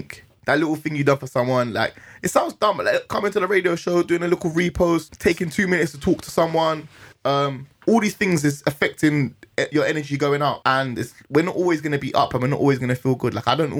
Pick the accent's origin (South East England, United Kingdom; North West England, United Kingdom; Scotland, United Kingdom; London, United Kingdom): London, United Kingdom; I'm from Northwest, I was going Canada Villa Youth Club, I was just running about, you know, going Kilburn